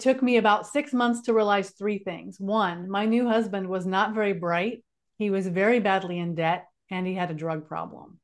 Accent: California, United States; moved away as an adult; also born or lived in North Carolina; I grew up in California, and he moved me from California out to North Carolina

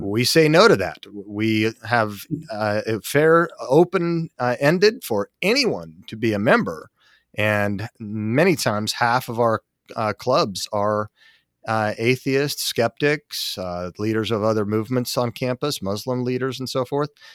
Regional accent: Salt Lake City, Utah, United States; I grew up in Salt Lake City, Utah, as a seventh generation Mormon

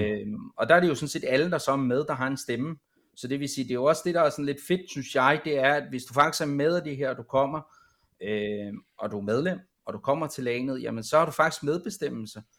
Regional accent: Copenhagen, Capital Region of Denmark, Denmark; Jeg er selv fra København af

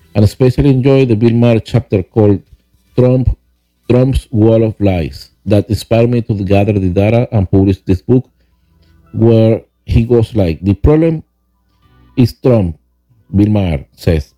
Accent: Venezuela; English is a second language; moved away as an adult; now in Huntersville, United States; I was born in Venezuela

